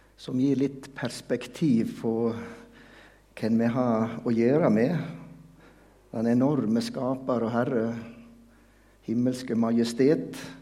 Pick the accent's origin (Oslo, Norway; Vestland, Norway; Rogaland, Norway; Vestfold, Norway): Vestland, Norway; Veitastranda; Jeg kommer jo fra Veitastranda, tett opp til Jostedalsbreen.